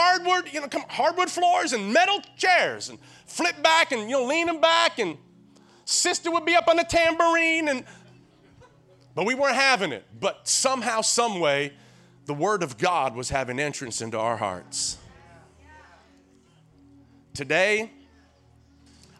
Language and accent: English; Tennessee, United States; I'm from Tennessee